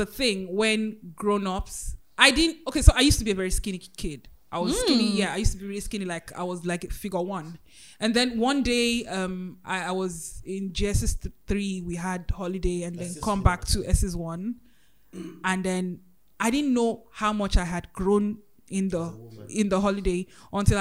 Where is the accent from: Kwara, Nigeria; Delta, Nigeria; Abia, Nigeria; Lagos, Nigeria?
Kwara, Nigeria; Ilorin; I grew up in Ilorin, Kwara State